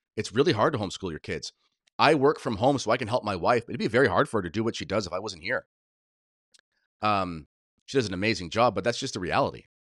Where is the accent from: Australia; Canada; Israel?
Canada; I'm a Canadian patriot through and through, as crazy as this place is, this is m, this is where I, I was born, this is where I learned to skate